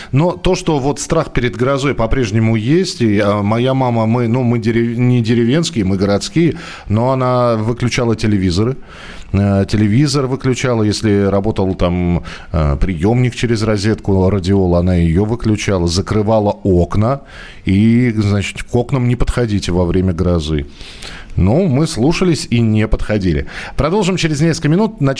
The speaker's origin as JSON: {"language": "Russian", "town": "Vologda", "region": "Vologda Oblast", "country": "Russia", "tie": "born or raised there", "lives_now": "Saint Petersburg, Russia", "said": "Давно живу в Санкт-Петербурге, а родилась и выросла в Вологде."}